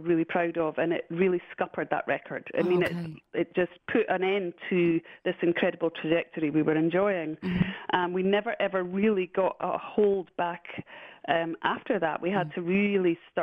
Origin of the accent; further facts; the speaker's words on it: Scotland, United Kingdom; I'm Scottish